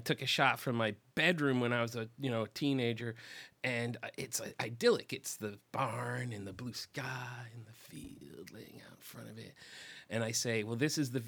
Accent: Rochester, New York, United States; accent: nasally East Coast; also born or lived in Chicago; now in Los Angeles, United States; I'm from Western New York. I grew up outside Rochester, New York.

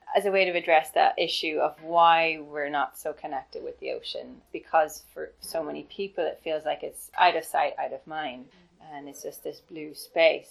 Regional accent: Ireland; the opportunities I had growing up in Ireland

